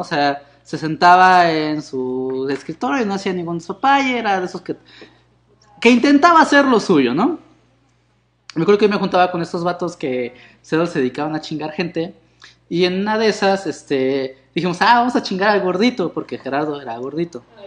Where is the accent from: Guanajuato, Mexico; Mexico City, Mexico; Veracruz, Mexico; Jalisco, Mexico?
Mexico City, Mexico; yo también soy de Iztapalapa